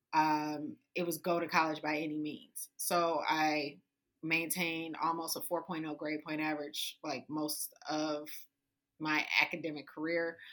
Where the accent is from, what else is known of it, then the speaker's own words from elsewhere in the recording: Detroit, Michigan, United States; I grew up on the west side of Detroit on Joy Road in Livernois, and then Seven Mile Evergreen. Like I grew up in the hood, hood of Detroit